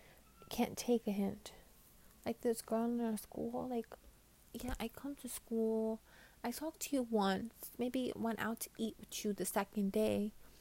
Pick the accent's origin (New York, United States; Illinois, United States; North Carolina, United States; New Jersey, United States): New York, United States; I'm from New York.